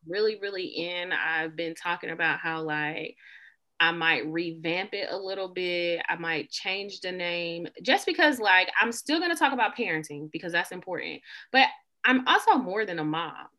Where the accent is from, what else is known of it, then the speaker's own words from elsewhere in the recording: the South, United States; I say y'all a lot in real life. I'm from the South